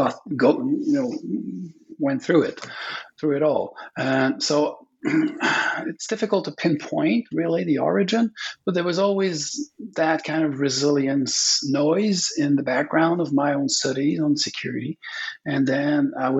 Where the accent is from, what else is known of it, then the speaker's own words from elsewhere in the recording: Quebec, Canada; English is a second language; also born or lived in British Columbia; I'm from Quebec. It's a Francophone province in Canada.